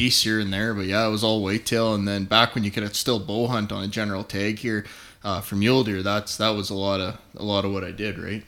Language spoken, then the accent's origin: English; north of Calgary, Alberta, Canada; I grew up on a ranch north of Calgary